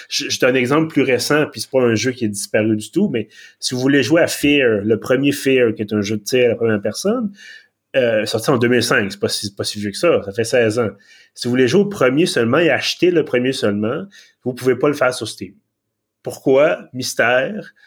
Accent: Quebec, Canada; accent: Québécois; mon excellent accent québécois

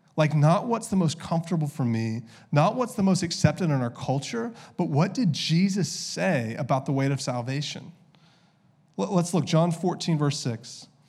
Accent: the South, United States; I grew up in the South

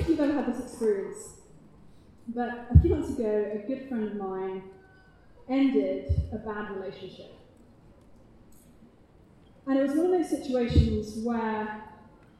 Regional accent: United Kingdom; accent: British; my British accent

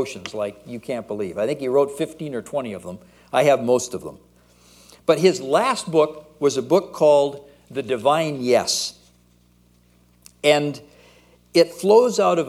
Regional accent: United States; moved away as an adult; now in Canada; I'm originally an American.

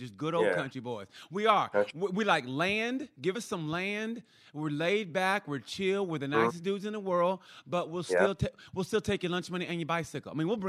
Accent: Muskogee, Oklahoma, United States; He's from my hometown of Muskogee, Oklahoma.

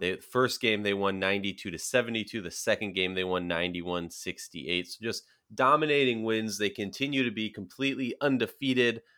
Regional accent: Minnesota, United States; born or raised there

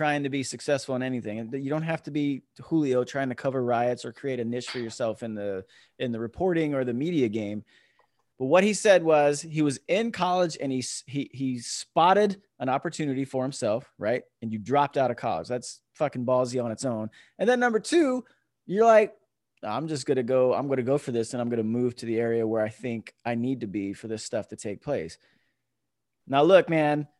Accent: New Jersey, United States; I come from South New Jersey. That's where I was born

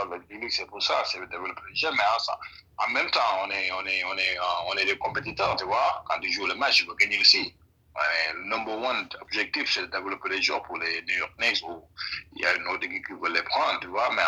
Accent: Senegal; now in United States; moi, on vient du Sénégal

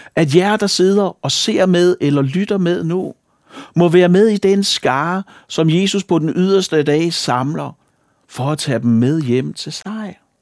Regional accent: Falster, Zealand, Denmark; Falster, hvor jeg kommer fra

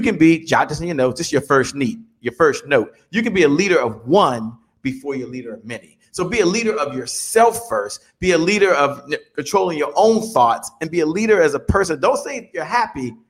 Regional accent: Dale City, Virginia, United States; I grew up in Dale City, Virginia, in Washington, D.C.

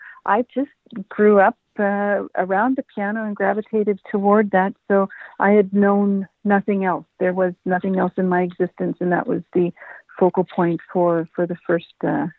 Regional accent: Edmonton, Alberta, Canada; I am a born, raised Edmonton, Alberta native.

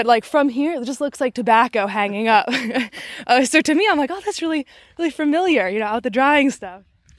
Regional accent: Maryland, United States; so I grew up in Maryland, and Maryland historically has been a tobacco area.

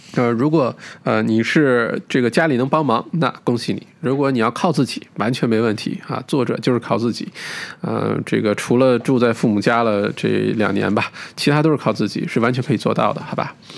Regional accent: China; 我们中国人的文化

